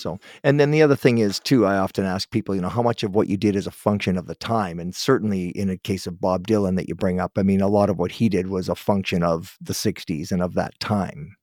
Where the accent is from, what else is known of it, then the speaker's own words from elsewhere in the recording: Guelph, Ontario, Canada; Guelph, Ontario, that's my hometown, that's where I was born.